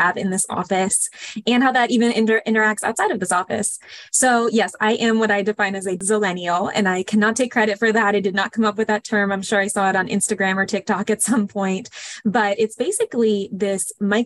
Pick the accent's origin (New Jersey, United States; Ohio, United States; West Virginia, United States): Ohio, United States; Cleveland; moved away as an adult; also born or lived in Chicago, Illinois; now in North Carolina, United States; I am originally from Cleveland, Ohio. I grew up in a suburb in the Midwest